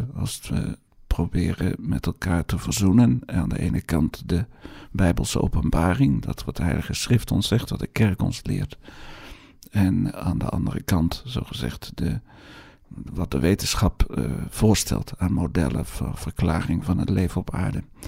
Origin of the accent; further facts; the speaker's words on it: Netherlands; accent: Hollands; mijn Hollands accent